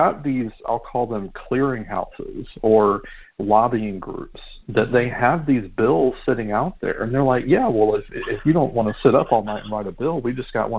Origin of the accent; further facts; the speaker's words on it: Albany, Georgia, United States; also born or lived in Americus, Georgia; I'm from South Georgia, the Albany area. And when I moved up to Americus to finish my undergrad at Georgia Southwestern